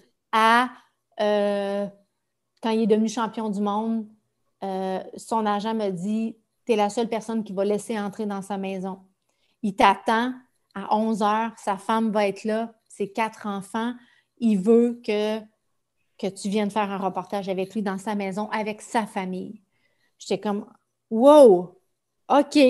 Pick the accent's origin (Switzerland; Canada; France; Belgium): Canada; Amos, Quebec; ma ville natale, Amos